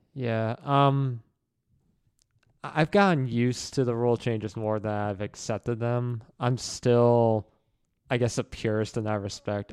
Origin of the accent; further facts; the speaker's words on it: New Jersey, United States; moved away; growing up in Jersey and growing up in the New York area